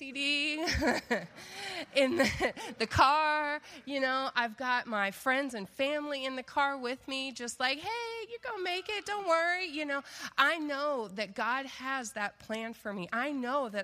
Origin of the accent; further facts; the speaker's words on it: the South, United States; moved away; I'm from the South